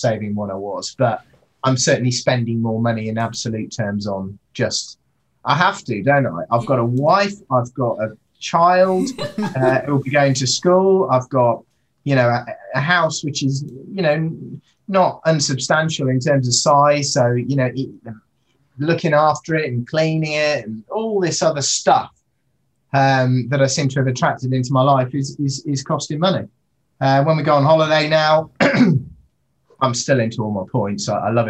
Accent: Indonesia; also born or lived in Singapore; So I grew up in Indonesia. I was in sort of Singapore

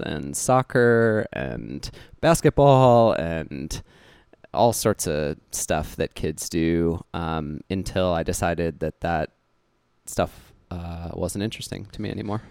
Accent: Cutchogue, New York, United States; also born or lived in Huntington, New York; when I was about five years old, I moved out to a small town on the North Fork of Long Island called Kutchog

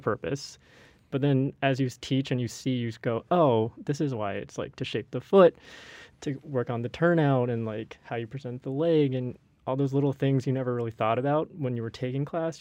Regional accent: Walnut Creek, California, United States; I am also from Northern California, Walnut Creek

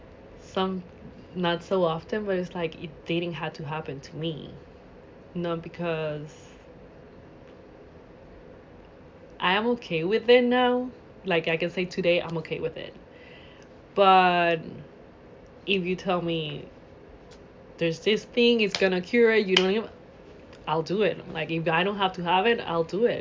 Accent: Puerto Rico; I'm from Puerto Rico

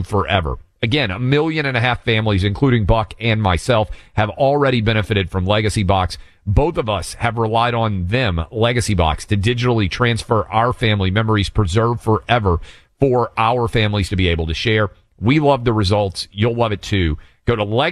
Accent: Tennessee, United States; my home state, Tennessee

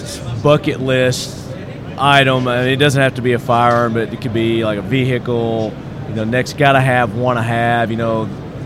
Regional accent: Murfreesboro, Tennessee, United States; They're in my hometown, Murfreesboro, Tennessee.

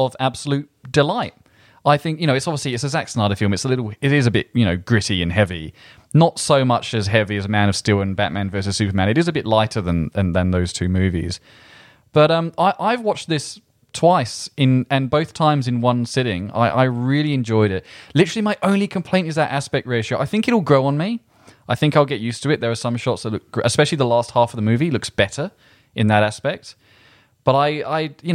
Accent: England, United Kingdom; I'm English

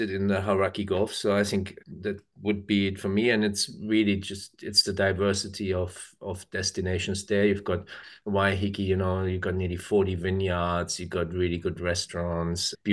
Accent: Germany; English is a second language; now in New Zealand; And I grew up in Germany, so obviously.

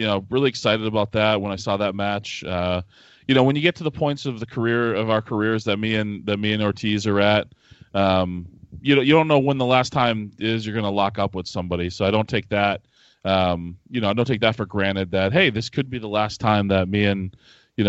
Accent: Manchester, New Hampshire, United States; the city I grew up in, Manchester, New Hampshire

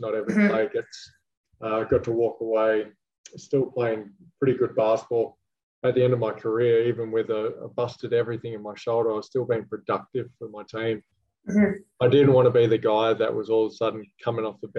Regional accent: Western Australia, Australia; moved away; Got to finish my career in Perth, which was symbolic as well. Obviously, being my home state

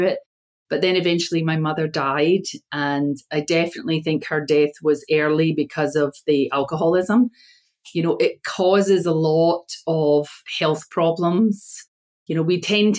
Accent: Scotland, United Kingdom; also born or lived in United States; And I'm from Scotland, but I was born in America and my father died. My parents were Scottish. So my father asked for us to be taken home to Scotland by my mother. And we were raised there.

